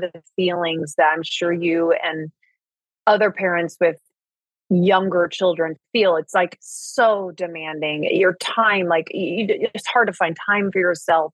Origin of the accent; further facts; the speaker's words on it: Indianapolis, Indiana, United States; moved away as an adult; also born or lived in Martinsville, Indiana / Los Angeles; now in Malibu, United States; I grew up in Indiana and split my my early years and my teen years between the city of Indianapolis and then a very very small town called Martinsville